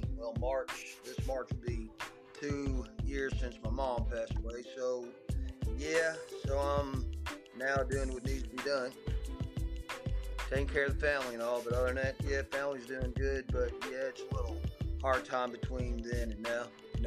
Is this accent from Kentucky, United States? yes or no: yes; Kentucky, United States; I'm from Kentucky, my man.